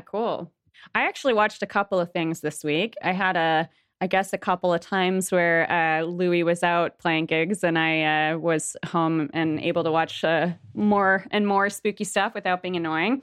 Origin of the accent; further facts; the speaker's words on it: Toronto, Ontario, Canada; moved away as an adult; now in Montreal, Canada; I'm, like, mostly from Toronto. I lived in Toronto for most of my life